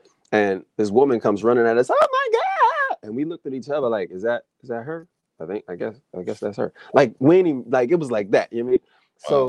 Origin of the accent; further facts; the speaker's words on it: New Bern, North Carolina, United States; born there; Anyway, I was born in North Carolina and I was born in New Bern, North Carolina.